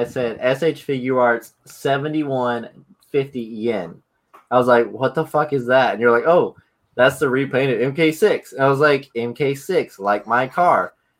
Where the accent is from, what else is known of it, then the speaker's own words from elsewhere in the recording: Texas, United States; accent: Texan; I'm from Texas.